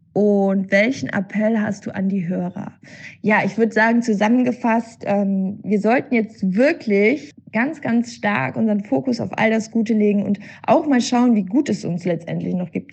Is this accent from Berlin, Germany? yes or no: no; Cologne, North Rhine-Westphalia, Germany; ich bin Kölnerin und hier in Köln ist es so